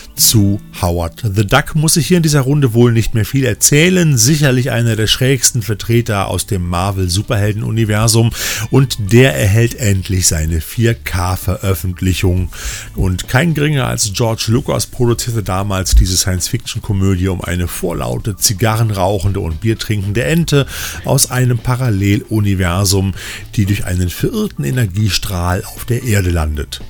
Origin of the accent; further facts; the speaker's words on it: Rhineland, Germany; hier bei uns im Rheinland